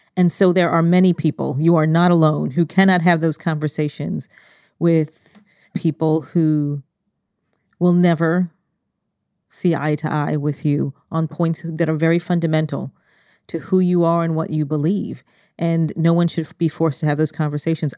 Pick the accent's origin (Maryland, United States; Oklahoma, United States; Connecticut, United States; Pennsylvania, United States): Connecticut, United States; we grew up in Connecticut, one of the richest states in the country